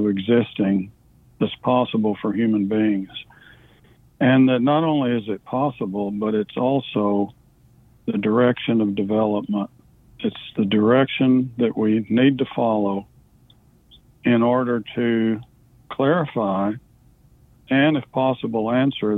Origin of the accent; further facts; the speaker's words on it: Wichita Falls, Texas, United States; now in Conroe, United States; I was born in Wichita Falls, Texas, and I currently live in Conroe, Texas.